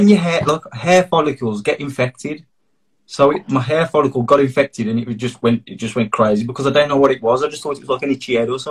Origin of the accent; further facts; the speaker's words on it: Darlaston, West Midlands, United Kingdom; also born or lived in Tipton / Wolverhampton; now in Sedgley, United Kingdom; 30, turned 30 earlier in about 4 weeks ago, man, horrible. But yeah, so I grew up in Darlaston, so that's like Walsall area. Then I moved to Tipton, which is a Dudley area, and now I'm based in Sedgley, which is also a Dudley area.